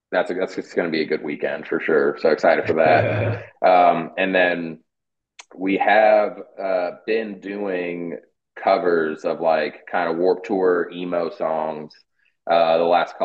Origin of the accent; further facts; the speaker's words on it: Fort Bragg, California, United States; moved away; I grew up in Mendocino, Fort Bragg area.